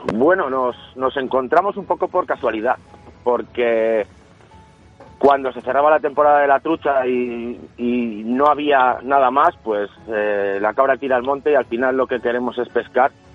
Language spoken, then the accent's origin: Spanish; León, Castile and León, Spain; yo soy de León